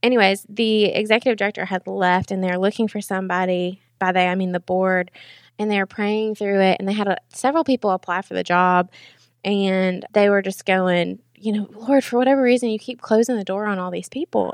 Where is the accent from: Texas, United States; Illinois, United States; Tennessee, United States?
Tennessee, United States; Knoxville; I'm from Knoxville, went to Powell 'cause I'm a Powell girl, and then graduated from U T